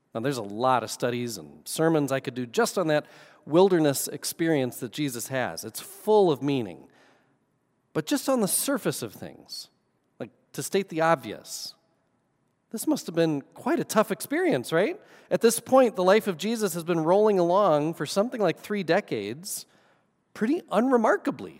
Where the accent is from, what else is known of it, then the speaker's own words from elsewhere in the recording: the Northwoods, United States; moved away; I'm from the Northwoods